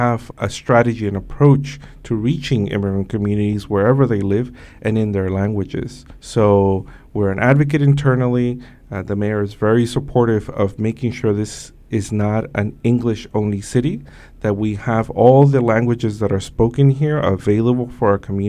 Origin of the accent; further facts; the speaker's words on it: New York City, New York, United States; also born or lived in Mexico; I crossed the Mexico-U.S. border when I was 5 years old with my mother. I grew up here in Brooklyn, New York, Sunset Park, Brooklyn, in Flatbush.